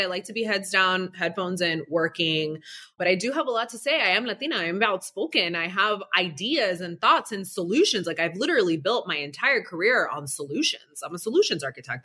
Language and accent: English; Broward County, South Florida, United States; I grew up very extremely humble beginnings down here in sunny South Florida, Broward County to be exact